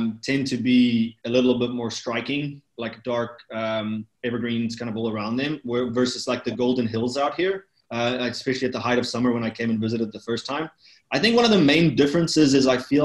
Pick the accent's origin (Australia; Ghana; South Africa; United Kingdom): South Africa; Cape Town, Western Cape; moved away as an adult; also born or lived in Stellenbosch, South Africa; now in Napa, United States; I was born and raised in Cape Town, but I ended up going off to boarding school, as is kind of the norm down in South Africa. And that was in Stellenbosch